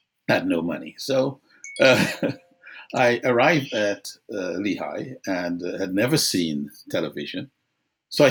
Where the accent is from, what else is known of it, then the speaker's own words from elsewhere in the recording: Guyana; moved away as an adult; I grew up in Guyana